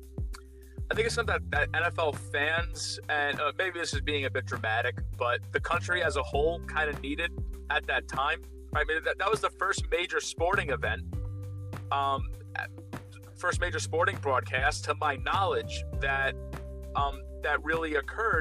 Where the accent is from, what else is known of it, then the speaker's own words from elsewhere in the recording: New York, United States; I'm an Italian from New York